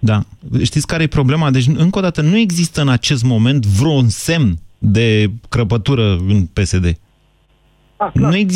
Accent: Constanța, Constanța County, Romania; Constanța, din România.

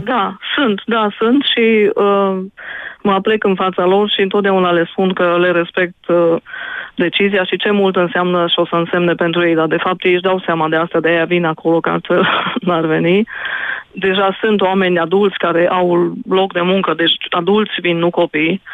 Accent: Odorheiu Secuiesc, Harghita County, Romania; m-am născut în Odorheiu Secuiesc

